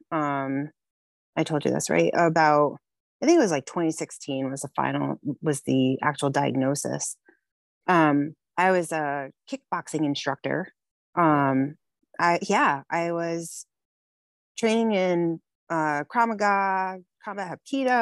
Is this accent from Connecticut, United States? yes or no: yes; West Haven, Connecticut, United States; I grew up in West Haven, Connecticut, on the water.